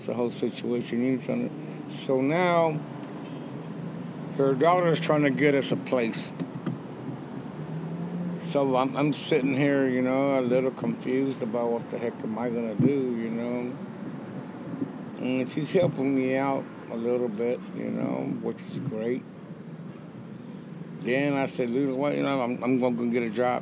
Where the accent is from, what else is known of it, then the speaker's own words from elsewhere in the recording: West Texas, United States; moved away as an adult; also born or lived in Austin, Texas; now in Mexico; Born and raised in West Texas, and I settled in Austin